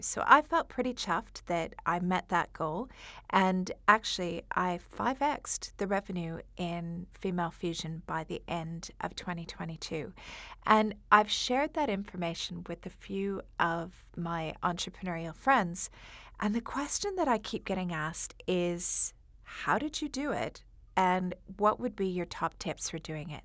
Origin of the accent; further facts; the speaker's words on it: Canada; moved away as an adult; now in Dubai, United Arab Emirates; Originally, I'm from Canada, but I've been living in Dubai for the past fourteen years